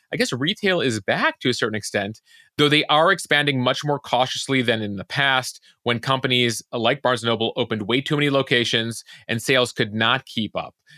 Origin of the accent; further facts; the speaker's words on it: Chicago suburbs, Illinois, United States; growing up in the Chicago suburbs